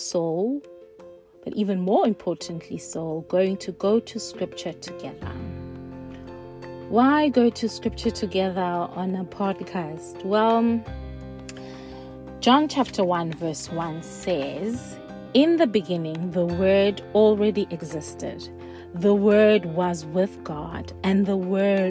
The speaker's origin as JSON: {"language": "English", "town": "Cradock", "region": "Eastern Cape", "country": "South Africa", "tie": "born or raised there", "moved": "yes", "lives_now": "Reading, United Kingdom", "said": "Born and raised in Craddock, South Africa, now living in Reading, England"}